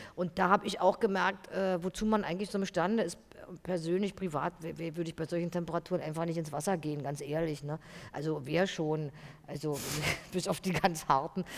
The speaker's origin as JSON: {"language": "German", "region": "East Germany", "country": "Germany", "tie": "born or raised there", "said": "ich bin ja auch aus der DDR, ich bin da groß geworden, ich bin da aufgewachsen"}